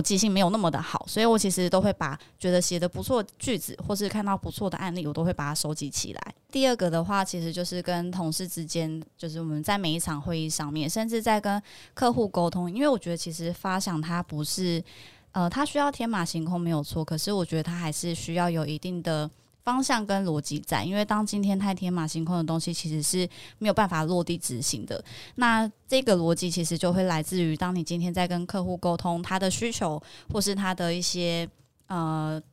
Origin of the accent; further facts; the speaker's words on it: Kaohsiung, Taiwan; now in Taipei, Taiwan; 那因为我本身是高雄人